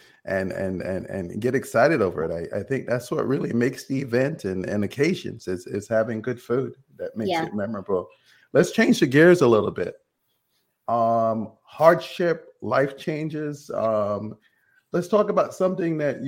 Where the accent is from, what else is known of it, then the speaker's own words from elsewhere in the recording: Jamaica; I'm from Jamaica, so we eat rice and peas